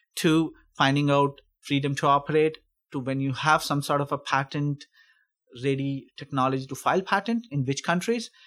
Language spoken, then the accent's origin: English; India; moved away as an adult; also born or lived in Sweden / United States; now in Calgary, Canada; I'm originally from India. I studied over there, then I went to Sweden